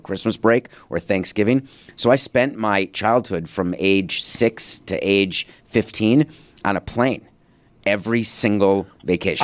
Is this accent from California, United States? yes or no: no; New York City, New York, United States; also born or lived in Milwaukee, Wisconsin; born in Milwaukee and only came to New York because of a divorce agreement